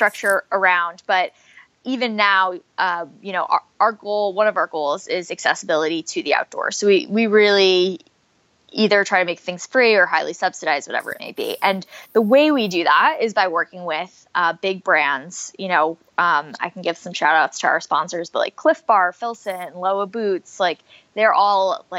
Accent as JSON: {"language": "English", "region": "New Jersey", "country": "United States", "tie": "born or raised there", "said": "I grew up in New Jersey. So the town I'm from is about an hour from New York City."}